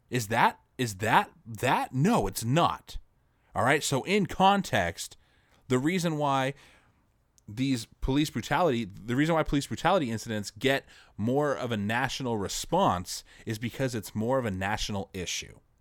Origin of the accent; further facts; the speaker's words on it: United States; an American citizen